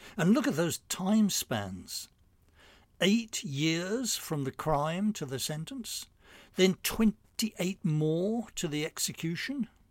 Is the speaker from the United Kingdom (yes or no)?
yes; England, United Kingdom; moved away as an adult; now in New York, United States; I grew up in England